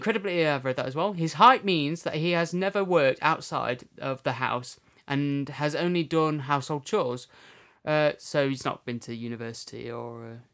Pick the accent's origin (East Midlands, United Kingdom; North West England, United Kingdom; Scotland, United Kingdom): East Midlands, United Kingdom; Derbyshire; we come from Derbyshire. But isn't that just like a county name for Derby? We're in the county of Derbyshire, and our city is Derby.